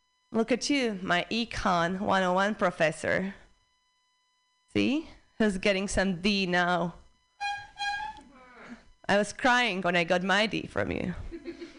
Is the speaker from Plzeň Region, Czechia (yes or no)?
no; Prague, Czechia; English is a second language; moved away; I'm from Prague, Czech Republic